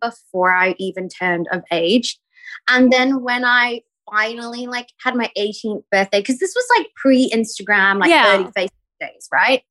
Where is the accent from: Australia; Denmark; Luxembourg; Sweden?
Australia; Perth, Western Australia; moved away as an adult; also born or lived in New York / Singapore; now in Los Angeles, United States; I grew up in Perth